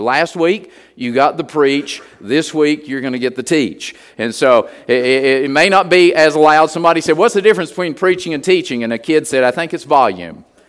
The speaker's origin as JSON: {"language": "English", "region": "West Virginia", "country": "United States", "tie": "born or raised there", "moved": "yes", "said": "We were just Holy Ghost people where I grew up in West Virginia"}